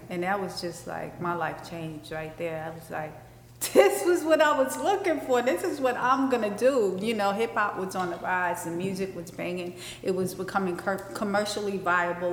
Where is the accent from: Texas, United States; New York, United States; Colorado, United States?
New York, United States; New York City; where I grew up in Bed Stuy, it was like the Iraq